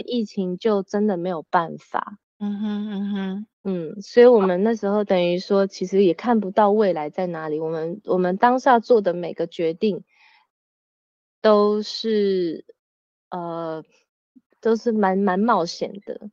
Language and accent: Chinese; Taiwan; moved away as an adult; now in France; 我那时候回台湾的时候，我只有带弟弟